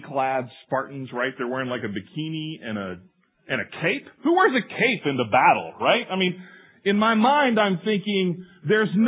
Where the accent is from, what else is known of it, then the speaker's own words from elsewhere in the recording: Skellytown, Texas, United States; growing up in First Baptist Church of Skellytown, Texas